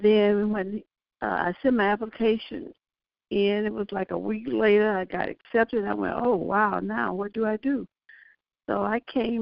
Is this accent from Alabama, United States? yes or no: yes; Birmingham, Alabama, United States; moved away as an adult; now in Houston, United States; growing up in Alabama, you knew your place.